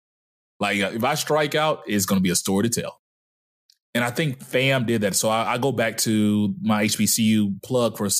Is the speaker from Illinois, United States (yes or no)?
no; Dallas, Texas, United States; moved away; also born or lived in Mobile, Alabama; growing up in Dallas, I was usually the only black kid